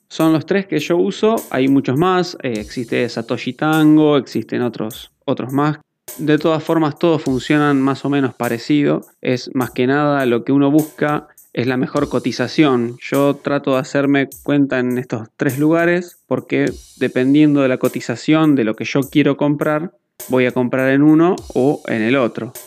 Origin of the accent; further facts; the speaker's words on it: Argentina; mi país que es Argentina